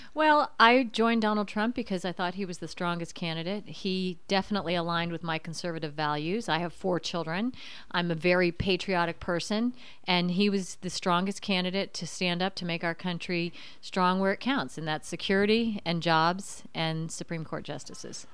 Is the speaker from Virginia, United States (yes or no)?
yes; Virginia, United States; now in Indiana, United States; I was born and raised in Virginia